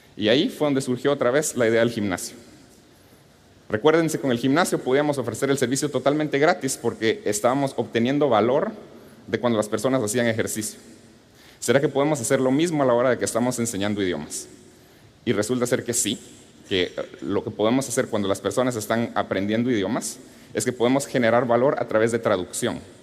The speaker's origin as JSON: {"language": "Spanish", "country": "Guatemala", "tie": "born or raised there", "said": "Cuando era niño, creciendo en Guatemala"}